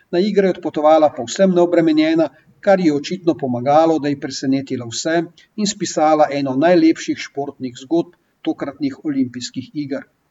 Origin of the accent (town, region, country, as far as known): Slovenia